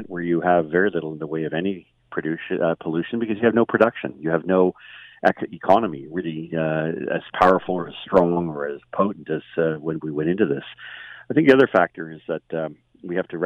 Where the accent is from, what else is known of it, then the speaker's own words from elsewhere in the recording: Markham, Ontario, Canada; I grew up in Markham